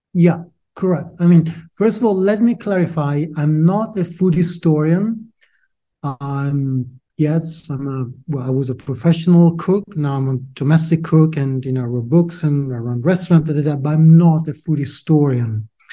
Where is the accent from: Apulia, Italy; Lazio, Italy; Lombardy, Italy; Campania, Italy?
Lombardy, Italy; outside Milan; English is a second language; moved away as an adult; also born or lived in Lucca, Italy; now in London, United Kingdom; I was born and bred outside Milano. So, in a way, I consider myself northerner